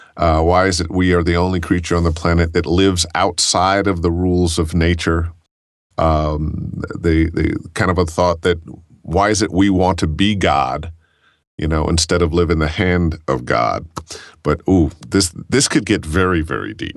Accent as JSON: {"language": "English", "town": "Cleveland", "region": "Ohio", "country": "United States", "tie": "born or raised there", "said": "I grew up in Cleveland"}